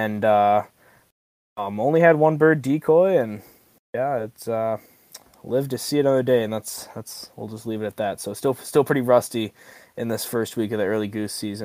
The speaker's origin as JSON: {"language": "English", "town": "Nicollet", "region": "Minnesota", "country": "United States", "tie": "born or raised there", "moved": "as an adult", "lives_now": "Bemidji, United States", "said": "I am from a small town in southern Minnesota. Nicolet is my hometown"}